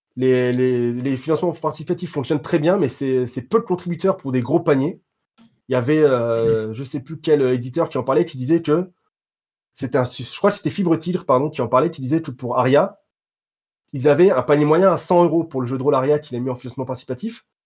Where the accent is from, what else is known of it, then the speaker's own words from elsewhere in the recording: France; je suis français